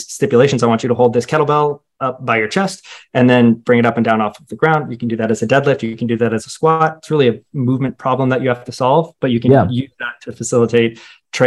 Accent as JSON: {"language": "English", "town": "Roswell", "region": "Georgia", "country": "United States", "tie": "born or raised there", "said": "I grew up in Roswell, so about 30, 45 minutes north of Atlanta"}